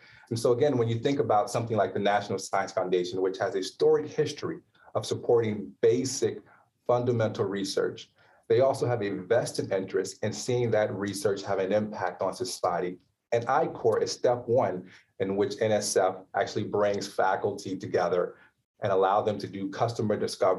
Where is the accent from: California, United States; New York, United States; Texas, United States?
Texas, United States; Houston; Houston, Texas.